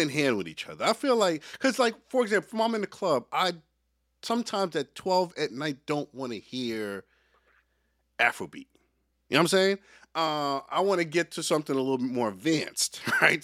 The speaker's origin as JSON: {"language": "English", "country": "Jamaica", "said": "As a Jamaican"}